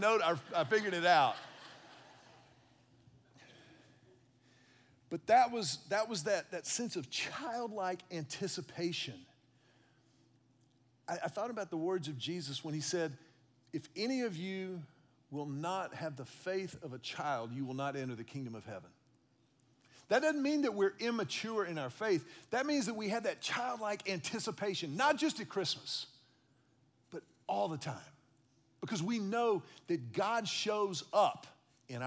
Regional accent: Houston, Texas, United States; I was a kid growing up in Houston

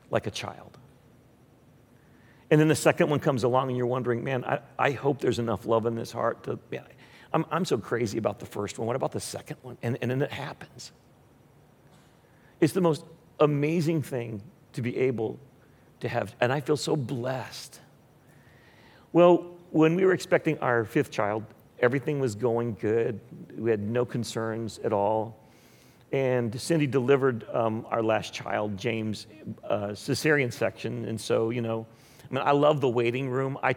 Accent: Philippines; My, my wife and I grew up in the Philippines. We were missionary kids.

